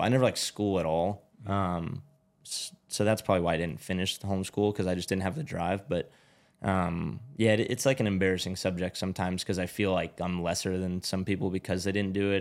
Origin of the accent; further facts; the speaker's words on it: Glendale, California, United States; moved away; also born or lived in Georgia; I was born in Glendale, which is where I'm living now